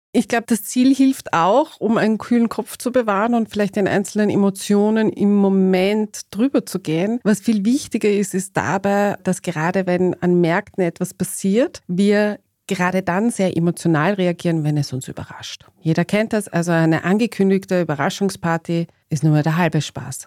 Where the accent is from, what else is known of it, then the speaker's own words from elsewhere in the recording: Austria; als gebürtige Österreicherin